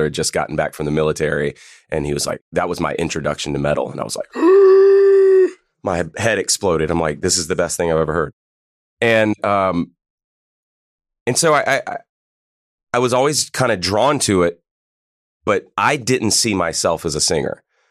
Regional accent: Pennsylvania, United States; I'm from Pennsylvania, so he was like seeing them when they before they even blew up

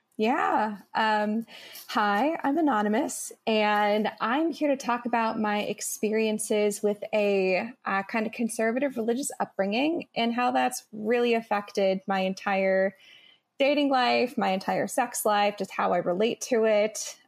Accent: Midwest, United States; I grew up in the Midwest

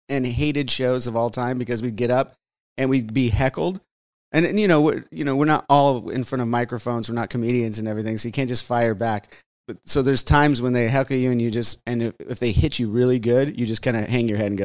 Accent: New Jersey, United States; oh, I got this. I'm from Jersey.

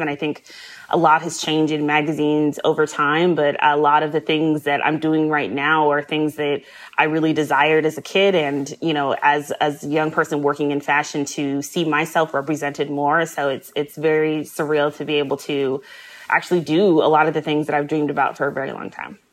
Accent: Midwest, United States; I grew up in the Midwest

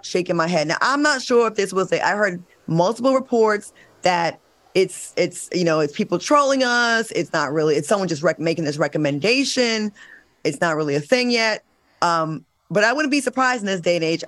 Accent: Rhode Island, United States; my hometown

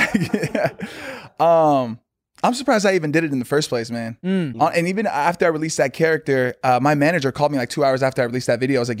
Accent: Glendale, California, United States; I was born in Glendale, actually.

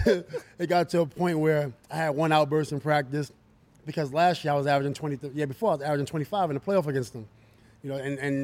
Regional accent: New York, United States; But I'm from New York

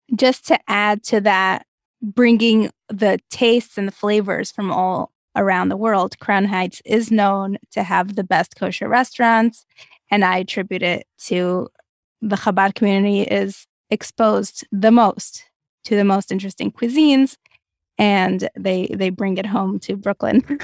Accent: Moscow, Russia; moved away; I grew up in Moscow, Russia

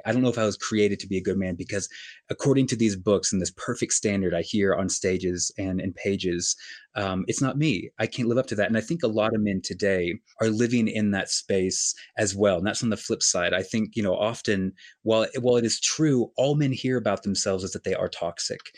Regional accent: Colorado, United States; moved away as an adult; also born or lived in New York City / Los Angeles; now in New York City / Los Angeles, United States; I often go to my hometown in Colorado

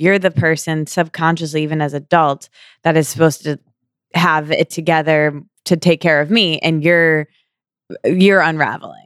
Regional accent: Midwest, United States; moved away as an adult; now in New York, United States; I was Midwestern

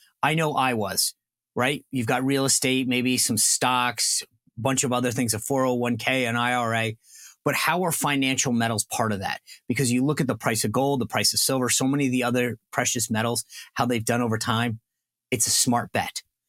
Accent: Rhode Island, United States; I grew up in Rhode Island. I had a Texas roommate.

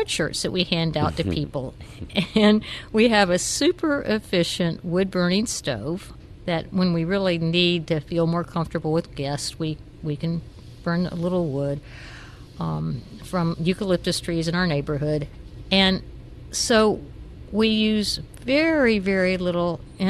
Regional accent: the South, United States; I grew up in the South.

